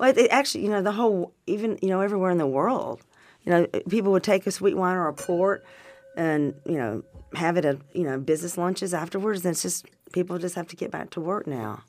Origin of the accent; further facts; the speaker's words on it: Arkansas, United States; moved away; also born or lived in California; I grew up in Arkansas